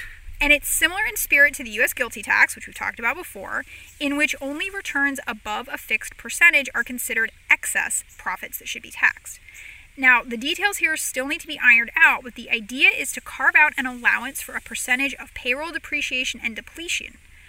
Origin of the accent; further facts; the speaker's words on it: Ireland; I'm worried most about the Irish, because I am Irish and I know we're stubborn and we like to fight.